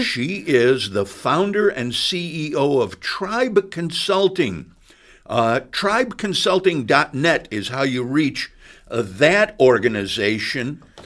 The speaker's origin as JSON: {"language": "English", "town": "Chicago", "region": "Illinois", "country": "United States", "moved": "as an adult", "lives_now": "Bloomington, United States", "said": "I come from Chicago."}